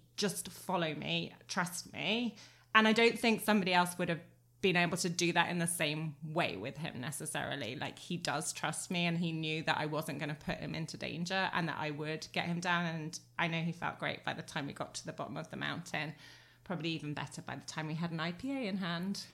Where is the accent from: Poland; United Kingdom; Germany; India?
United Kingdom; England; moved away; I was born in England, not raised to run in these kind of temperatures